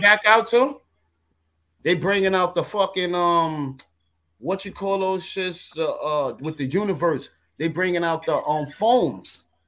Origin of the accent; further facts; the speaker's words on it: New York, United States; I'm a New Yorker